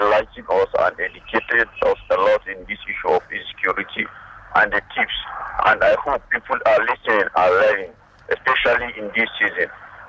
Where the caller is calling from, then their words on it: Nigeria; I'm calling from Chicha and Tijonsha.